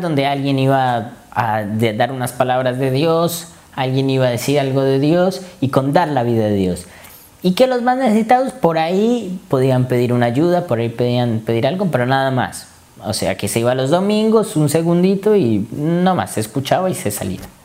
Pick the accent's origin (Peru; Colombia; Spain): Colombia; moved away as an adult; vengo de Colombia y vine acá a estudiar medicina